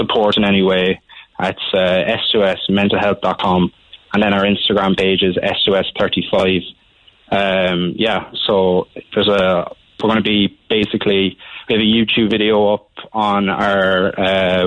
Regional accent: Glanmire, Munster, Ireland; moved away; I'm originally from Glanmire

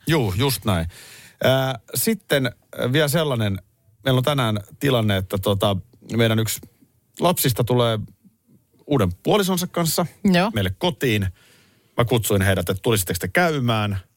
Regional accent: Nurmijärvi, Uusimaa, Finland; olen Nurmijärveltä

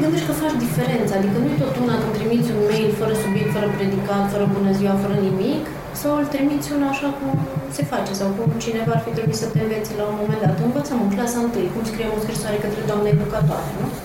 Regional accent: Transylvania, Romania; moved away as an adult; also born or lived in Cluj-Napoca; now in Bucharest, Romania; Sunt ardeleancă

